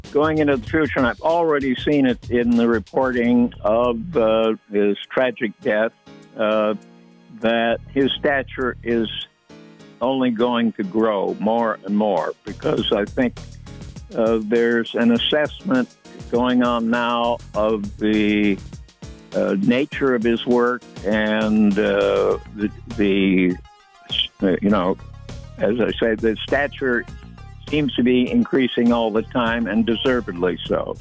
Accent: Illinois, United States; moved away; I was from Illinois, you know, Lincoln and Grant country

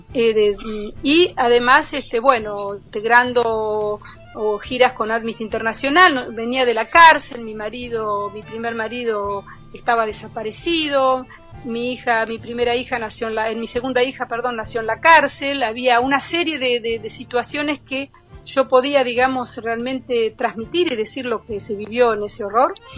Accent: Argentina; moved away; also born or lived in France; ese sentimiento colectivo también argentino eh, por el fútbol, ¿no? cuando llega viene Boca eh, Junior, para mí era como revivir algo de, de, mi vida

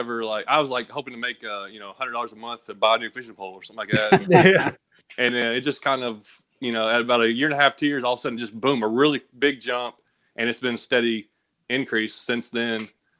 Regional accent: Kentucky, United States; born there; also born or lived in Tennessee; I was born in Kentucky, so, we kind of moved from Kentucky to Tennessee

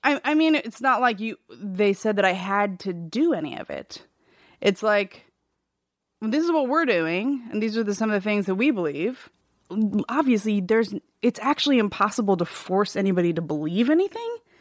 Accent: California, United States; also born or lived in Seattle, Washington; we moved to California from Seattle when I was four

